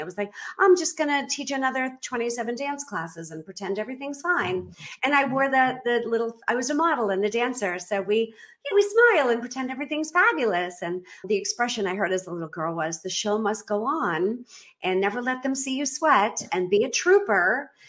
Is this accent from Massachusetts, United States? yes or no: yes; Boston, Massachusetts, United States; moved away as an adult; now in Belize; I was born and raised in Boston. I do not have an accent. I can fake it if you want me to.